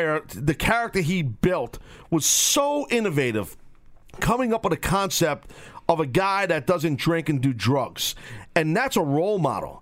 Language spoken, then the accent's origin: English; New York City, New York, United States; accent: Brooklynese; my Brooklynese accent